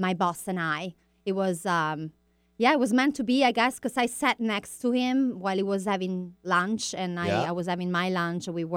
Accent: Rome, Lazio, Italy; moved away as an adult; now in United States; I was born and raised in Rome

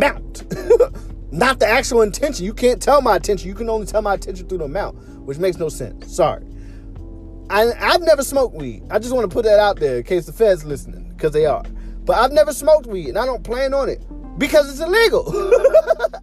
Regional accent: Philadelphia, Pennsylvania, United States; I'm from Philly

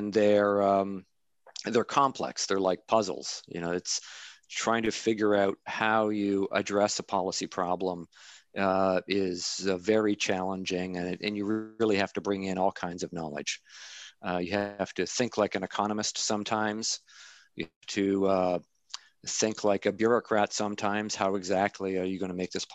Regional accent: Canada; moved away as an adult; now in Amherst, United States; I'm Canadian. I'm a Canadian citizen

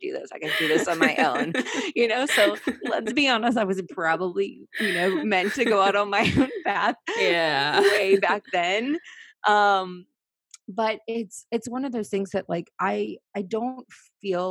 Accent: Virginia, United States; moved away as an adult; also born or lived in Washington, D.C. / San Diego; I grew up in Virginia

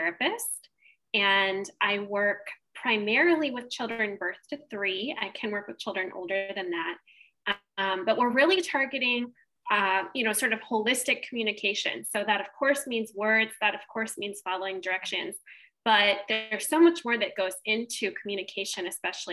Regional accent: Southern California, United States; moved away as an adult; also born or lived in Boston; now in Exeter, United States; I grew up in Southern California, about an hour north of Los Angeles

